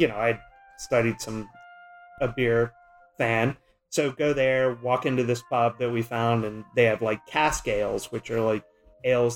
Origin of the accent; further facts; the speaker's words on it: Mississippi, United States; first language English; English is my first language, but I grew up in Mississippi